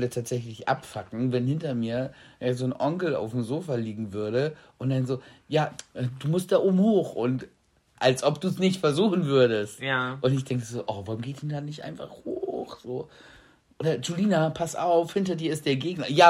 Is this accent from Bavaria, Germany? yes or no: no; Freiburg, Baden-Württemberg, Germany; Dann kann ich dir auch mal Freiburg zeigen und wo ich aufgewachsen bin.